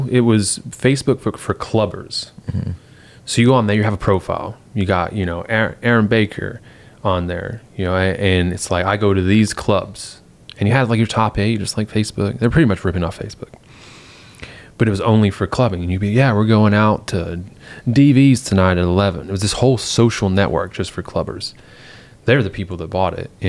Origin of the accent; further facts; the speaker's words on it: England, United Kingdom; growing up in England, I was doing that from like 12.